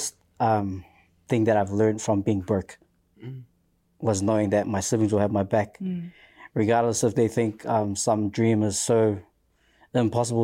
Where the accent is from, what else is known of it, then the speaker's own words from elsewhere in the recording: Auckland, New Zealand; Come from South Auckland. Proud